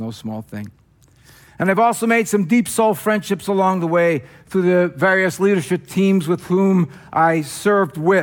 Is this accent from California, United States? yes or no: no; New Jersey, United States; accent: Jersey; moved away; my Jersey accent